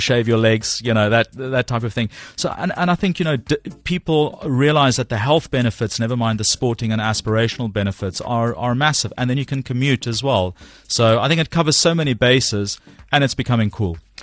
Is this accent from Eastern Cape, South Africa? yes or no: no; Cape Town, Western Cape, South Africa; moved away as an adult; now in London, United Kingdom; I grew up in Cape Town